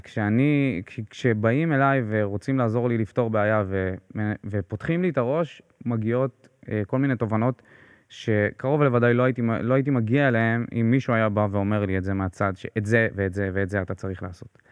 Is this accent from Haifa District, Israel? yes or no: no; Beersheba, Southern District, Israel; אני באר שבעי במקור